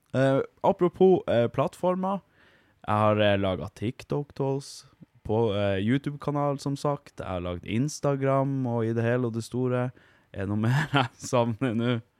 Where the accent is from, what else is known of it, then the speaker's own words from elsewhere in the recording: Vardø, Finnmark, Norway; now in Hammerfest, Norway; Jeg er fra Vardø, bor i Hammerfest. Flytta hit for ti år sia.